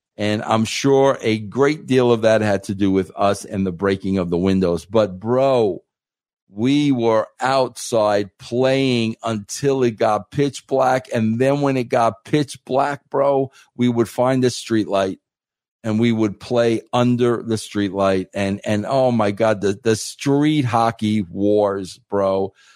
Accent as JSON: {"language": "English", "town": "Centereach", "region": "New York", "country": "United States", "tie": "born or raised there", "also_born_or_lived": "Farmingville, Long Island", "said": "I grew up in Center Reach, Long Island"}